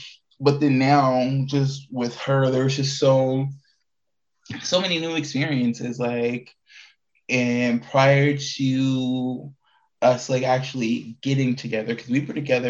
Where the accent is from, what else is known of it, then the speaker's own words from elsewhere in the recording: Indiana, United States; moved away as an adult; also born or lived in Prince George's County, Maryland; now in Arizona, United States; before I moved here, I grew up in Indiana. I'm not born from in Indiana. I'm originally from Washington, D.C., East Coast baby, Prince George County, Washington, Prince George County, Maryland. Freaking, but most of my life has been in Indiana, because we moved there when I was in like fifth, sixth grade